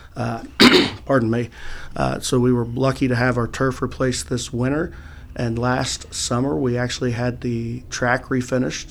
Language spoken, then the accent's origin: English; Noble County, Ohio, United States; went back to my hometown to uh, Shenandoah High School